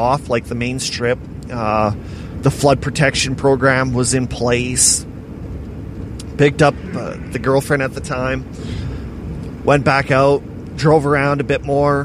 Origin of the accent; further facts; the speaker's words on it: Estevan, Saskatchewan, Canada; wasn't seeing my hometown flooded.